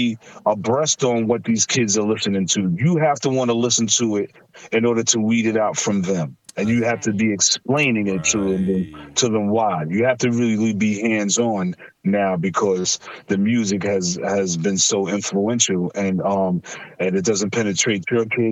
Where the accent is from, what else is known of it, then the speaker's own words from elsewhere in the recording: New York City, New York, United States; I'm from Stapleton